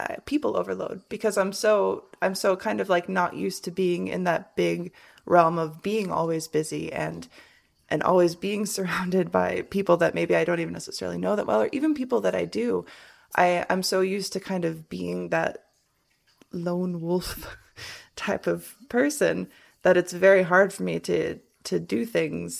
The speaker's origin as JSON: {"language": "English", "region": "Michigan", "country": "United States", "tie": "born or raised there", "also_born_or_lived": "Washington", "moved": "yes", "lives_now": "Las Vegas, United States", "said": "growing up in Michigan."}